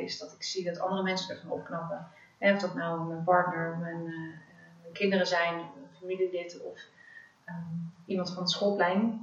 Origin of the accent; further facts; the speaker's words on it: Netherlands; also born or lived in Africa / The Hague; Ik ben eh, opgegroeid in Afrika, de eerste zes jaar van mijn leven. Daarna ben ik weer teruggekomen in Nederland.